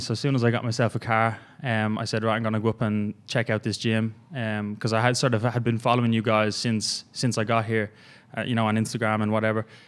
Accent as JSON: {"language": "English", "country": "Ireland", "moved": "as an adult", "said": "I'm originally from Ireland. Uh, came over here about three and a half years ago."}